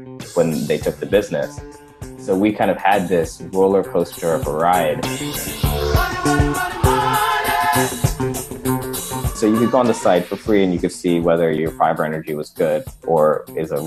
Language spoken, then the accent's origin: English; St. Louis, Missouri, United States; I was born and raised in St. Louis, Missouri